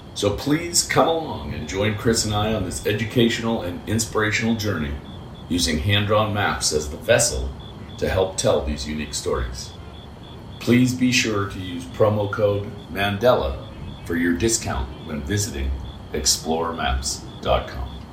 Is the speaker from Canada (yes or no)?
yes; Toronto, Ontario, Canada; now in Missoula, United States; When we were young kids growing up in Toronto